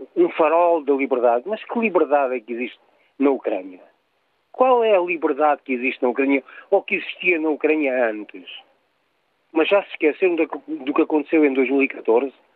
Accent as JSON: {"language": "Portuguese", "country": "Portugal", "said": "eu, como português"}